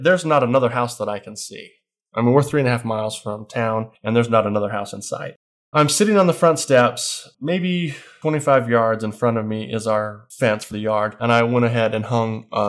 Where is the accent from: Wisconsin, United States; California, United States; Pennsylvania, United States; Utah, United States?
Utah, United States; Grouse Creek